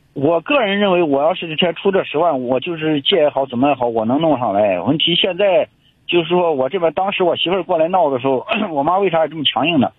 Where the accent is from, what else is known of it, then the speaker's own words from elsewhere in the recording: Urumqi, Xinjiang, China; 我是乌鲁木齐的